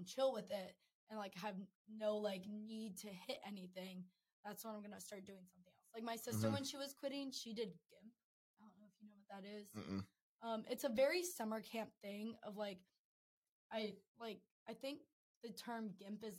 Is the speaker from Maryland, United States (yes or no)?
yes; Maryland, United States; moved away; back home in Maryland. Like, not in Maryland specifically, but in my hometown